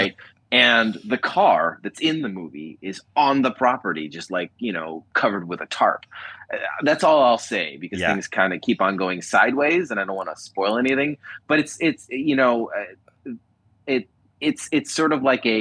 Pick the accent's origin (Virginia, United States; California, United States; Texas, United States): California, United States; Los Angeles; being here in my hometown